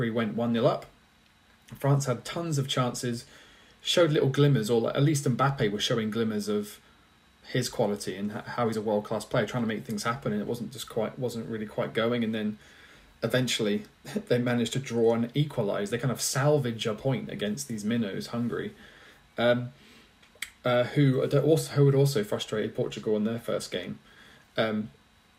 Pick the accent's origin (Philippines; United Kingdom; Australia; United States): United Kingdom; England; we're English